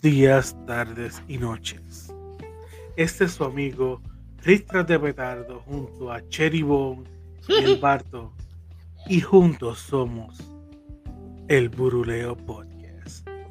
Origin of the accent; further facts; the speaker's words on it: Carolina, Puerto Rico; yo viví en Carolina